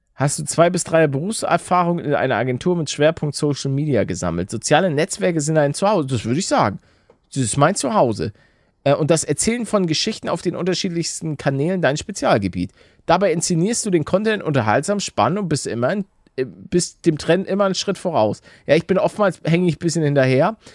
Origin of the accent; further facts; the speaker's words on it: Hamburg, Germany; moved away; als Hamburger